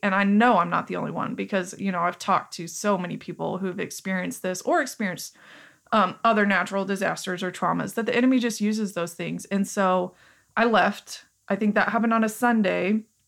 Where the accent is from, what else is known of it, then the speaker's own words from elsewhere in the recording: Joplin, Missouri, United States; as our identity as people from Joplin